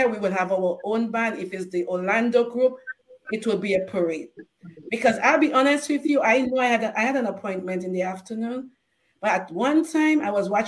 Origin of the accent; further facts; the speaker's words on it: Dominica; accent: Dominican; moved away; I'm from Dominica